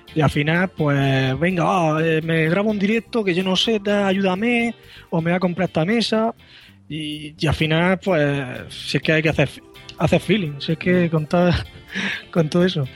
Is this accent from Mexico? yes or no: no; Murcia, Region of Murcia, Spain; soy de Murcia